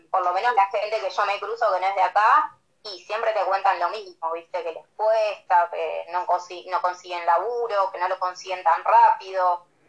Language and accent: Spanish; Buenos Aires Province, Argentina; moved away as an adult; now in Bariloche, Argentina; soy bonaerense, a ver, no soy de acá